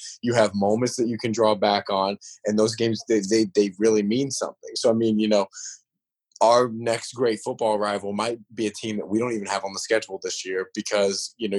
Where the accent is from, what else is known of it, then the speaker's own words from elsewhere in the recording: East Coast, United States; I mean, you know, I grew up on the East Coast.